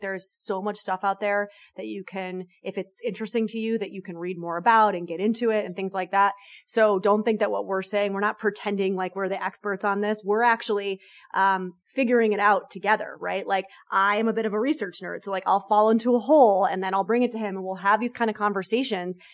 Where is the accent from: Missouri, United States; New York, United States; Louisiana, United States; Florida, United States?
New York, United States; I'm a New Yorker